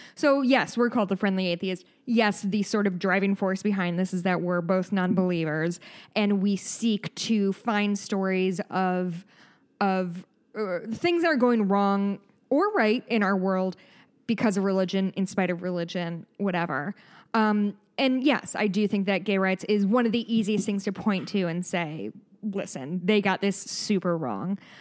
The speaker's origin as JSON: {"language": "English", "country": "United States", "said": "we're American"}